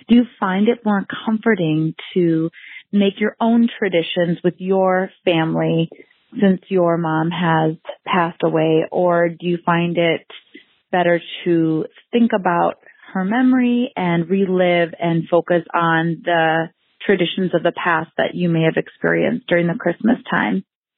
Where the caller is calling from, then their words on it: Waconia, Minnesota, United States; I am a listener from Waconia, Minnesota